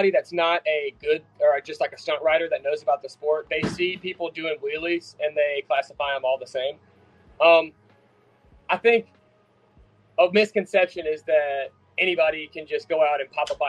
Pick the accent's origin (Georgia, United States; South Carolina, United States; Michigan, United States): South Carolina, United States; I'm from South Carolina, so I get to shoot guns in my backyard